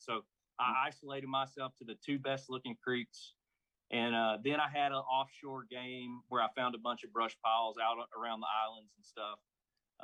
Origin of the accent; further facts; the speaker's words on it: Alabama, United States; also born or lived in Georgia; I grew up on a lake like this. I grew up on Lewis Smith Lake